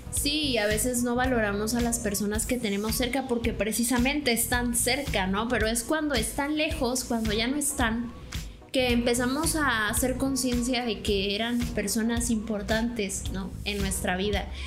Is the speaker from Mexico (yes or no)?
yes; Tabasco, Mexico; nosotros somos de Tabasco